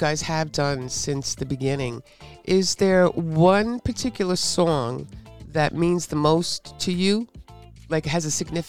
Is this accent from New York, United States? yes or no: yes; New York City, New York, United States; I was born and bred in Queens, okay?